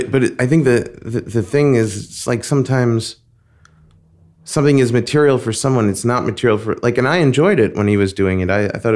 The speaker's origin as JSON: {"language": "English", "town": "Long Beach", "region": "New York", "country": "United States", "tie": "born or raised there", "also_born_or_lived": "Flushing, Queens", "moved": "as an adult", "lives_now": "Los Angeles, United States", "said": "I spent most of my childhood in Long Island. We moved there when I was just about six from Queens, from Flushing, Queens. And I still feel like a Queens person."}